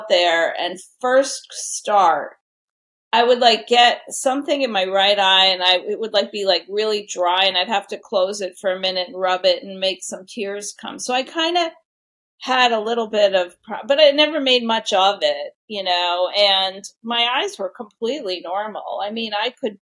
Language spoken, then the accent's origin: English; New York City, New York, United States; now in Connecticut, United States; I'm a New Yorker at heart. I grew up in New York City.